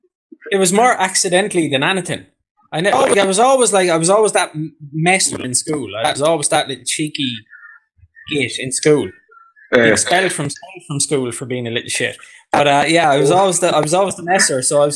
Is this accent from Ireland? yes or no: yes; Galway, Connacht, Ireland; Yeah, so it's West Side Galway in Galway City.